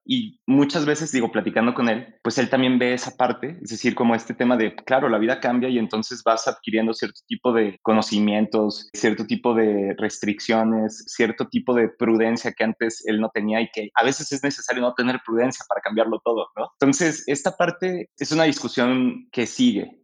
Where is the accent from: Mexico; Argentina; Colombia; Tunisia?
Mexico; nuestro país